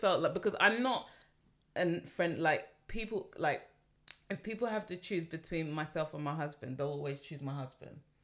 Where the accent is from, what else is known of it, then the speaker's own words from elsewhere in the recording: London, United Kingdom; as a Londoner